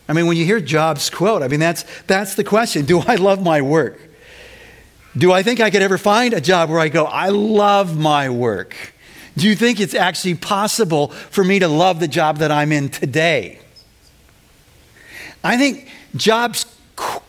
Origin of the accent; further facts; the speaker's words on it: Winnetka, Illinois, United States; Winnetka Bible Church where I grew up